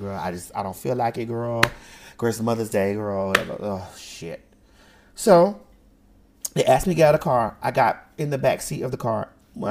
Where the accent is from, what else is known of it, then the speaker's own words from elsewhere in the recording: Miami, Florida, United States; I'm from Miami